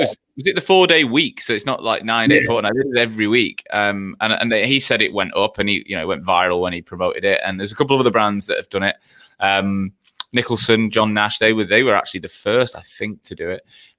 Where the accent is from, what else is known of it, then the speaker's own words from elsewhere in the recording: Australia; moved away as an adult; now in London, United Kingdom; Like when I came from Australia to London